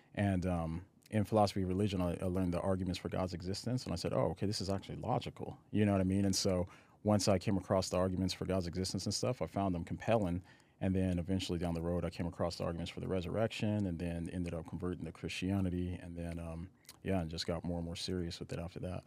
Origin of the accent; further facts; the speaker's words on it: Aurora, Colorado, United States; moved away; also born or lived in Nashville / Los Angeles; I grew up in, uh, Colorado, in Aurora, Colorado